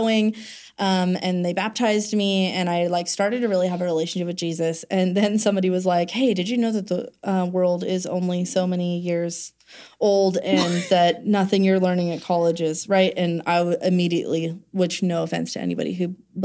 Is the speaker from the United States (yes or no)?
yes; California, United States; moved away as an adult; also born or lived in Kentucky; I grew up in California and I went so I moved to Kentucky with like nothing when I was 25